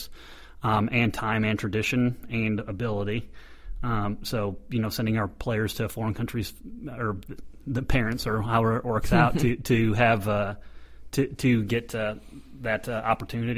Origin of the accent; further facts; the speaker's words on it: United States; as an American